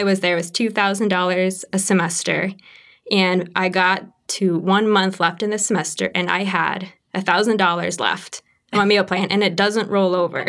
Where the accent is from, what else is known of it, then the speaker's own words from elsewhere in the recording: Kokomo, Indiana, United States; I grew up actually in Kokomo, Indiana